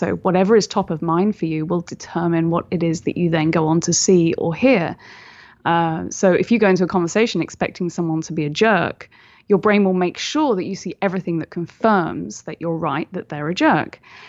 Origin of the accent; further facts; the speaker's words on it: United Kingdom; obviously I'm British, so, you know, we don't say things like that.